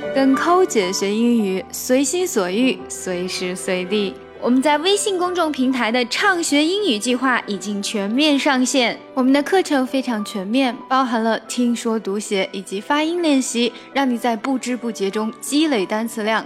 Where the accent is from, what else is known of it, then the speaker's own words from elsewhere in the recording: China; 我们中国人